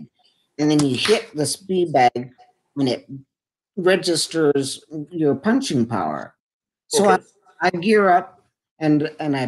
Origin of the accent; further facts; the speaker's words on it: Edmonton, Alberta, Canada; my hometown here in Edmonton